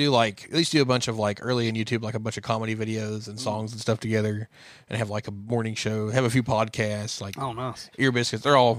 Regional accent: Appalachia, United States; like, being friends growing up in Appalachia.

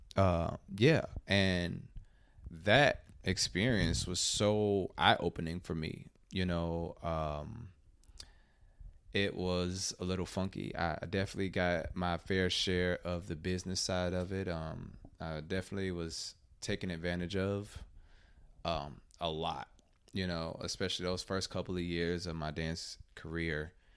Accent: Chicago, Illinois, United States; now in Atlanta, United States; I'm originally from Chicago

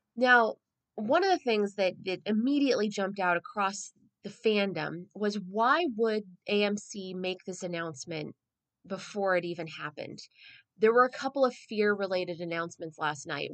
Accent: San Diego, California, United States; I'm a San Diegan, I'm a Southern Californian.

